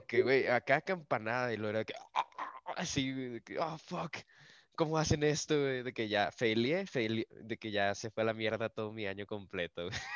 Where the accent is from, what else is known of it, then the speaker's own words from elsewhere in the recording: Monclova, Coahuila, Mexico; now in Saltillo, Mexico; yo no soy de, Saltillo, yo soy de Monclova y la mayoría de mi familia está en Monclova